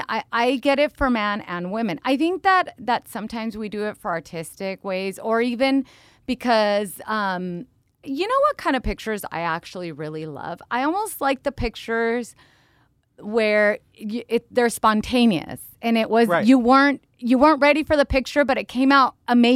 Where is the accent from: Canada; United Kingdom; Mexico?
Mexico; also born or lived in United States; even though I was born here in the United States of America, I did live 8 years in a small town in Mexico with my grandmother and my dad's side of the family